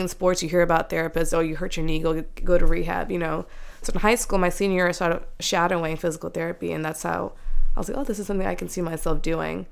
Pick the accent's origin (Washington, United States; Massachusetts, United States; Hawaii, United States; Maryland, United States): Maryland, United States; Silver Spring; moved away as an adult; now in Ohio, United States; they had us here, and we were born and raised in Maryland